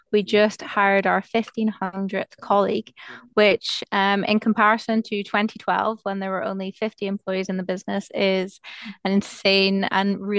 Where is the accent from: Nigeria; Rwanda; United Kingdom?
United Kingdom; Aberdeen, Scotland; I grew up in Aberdeen, where kind of everything is the oil industry.